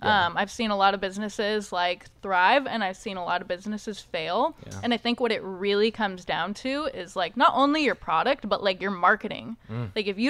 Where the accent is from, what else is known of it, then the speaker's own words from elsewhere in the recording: Modesto, California, United States; also born or lived in Fresno; now in Southern California, United States; I was born in Modesto and grew up in Modesto until I was like 22, 23. Okay. And then moved to Fresno for a little bit and then found my way down to Southern California.